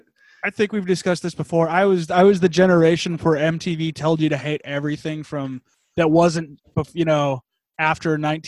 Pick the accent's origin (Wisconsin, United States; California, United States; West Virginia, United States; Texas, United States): California, United States; San Diego; we're from San Diego.